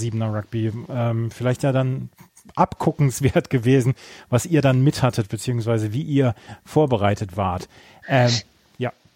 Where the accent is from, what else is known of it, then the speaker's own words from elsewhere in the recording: Bielefeld, North Rhine-Westphalia, Germany; in meiner Heimat